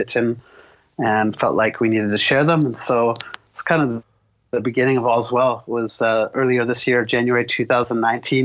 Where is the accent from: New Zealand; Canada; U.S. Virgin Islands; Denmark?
Canada; Vancouver, British Columbia; We're from Vancouver, British Columbia, Canada